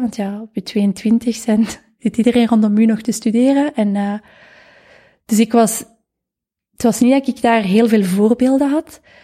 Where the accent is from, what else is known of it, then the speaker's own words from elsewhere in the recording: Vilvoorde, Flanders, Belgium; Ik ben van Vilvoorde. Afkomstig